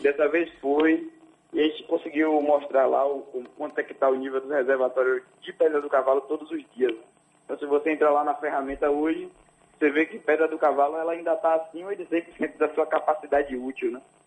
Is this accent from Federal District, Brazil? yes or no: no; Bahia, Brazil; nós somos baianos